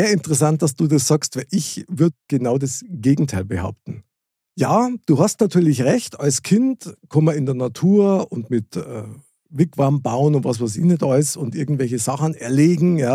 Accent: Munich, Bavaria, Germany; ich bin direkt in der Stadtmitte aufgewachsen von München. Also tatsächlich in der Nähe vom Stiegelmeierplatz. Ja. Und bin dann aus München äh, rausgegangen.

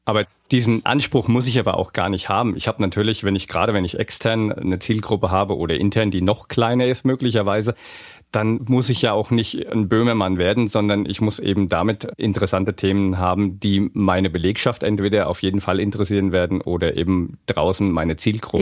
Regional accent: Hesse, Germany; accent: Hessisch; Ich fange mal an mit Hessisch zu babbeln

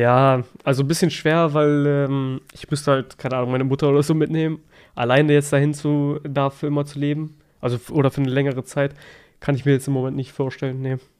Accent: Germany; also born or lived in Kosovo; ich sehe mich eigentlich auch als Deutscher, ich bin hier aufgewachsen

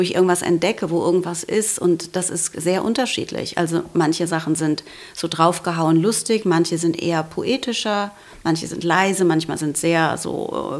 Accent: Frankfurt am Main, Hesse, Germany; ich komme aus Frankfurt, also am Main

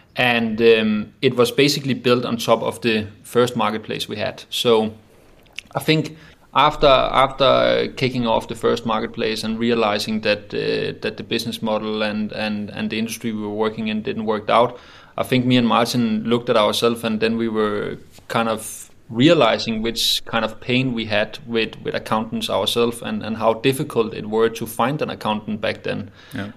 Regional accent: Roskilde, Zealand, Denmark; also born or lived in Copenhagen; myself got raised and born in a, in a small city called uh, Roskilde

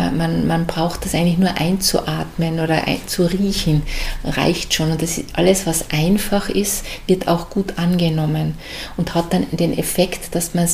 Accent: Carinthia, Austria; moved away as an adult; now in Graz, Austria; Als Wahlärztin bin ich als Kärntnerin nach Graz gekommen

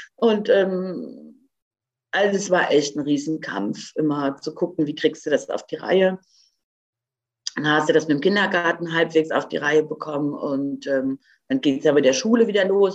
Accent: Croatia; moved away; ich bin ja gebürtige Kroatin

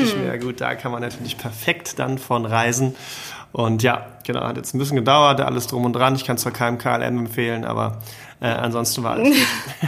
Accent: Cologne, North Rhine-Westphalia, Germany; als Kölner

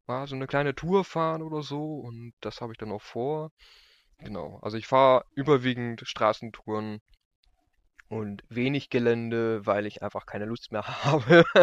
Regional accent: Lower Saxony, Germany; Ähm, ich komme aus, aus Landkreis Rotenburg-Wümme.

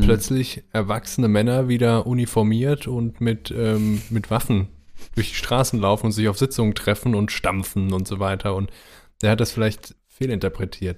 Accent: Rhineland-Palatinate, Germany; also born or lived in Neuwied / Koblenz / Mainz; now in Cologne, Germany; ich bin zwar Wahlkölner, aber ich bin ja im Rheinland nur eine Stunde südlich aufgewachsen

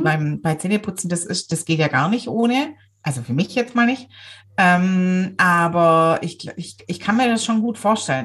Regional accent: Swabia, Germany; ich bin ja selber Schwabe

